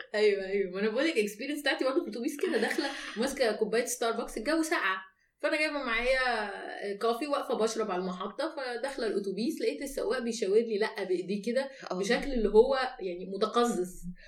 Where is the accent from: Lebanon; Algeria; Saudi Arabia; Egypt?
Egypt; احنا كمصريين